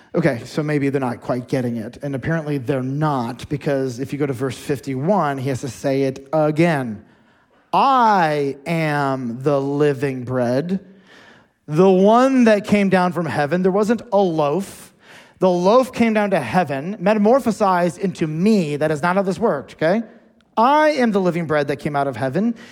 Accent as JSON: {"language": "English", "country": "United States", "said": "We're American Christians"}